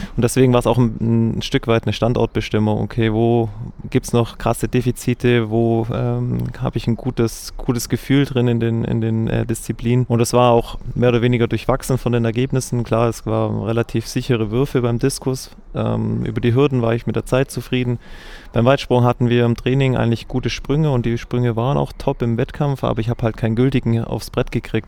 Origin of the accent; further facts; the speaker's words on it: Germany; Ich bin in Recklisweiler aufgewachsen und habe da Fußball und Handball gespielt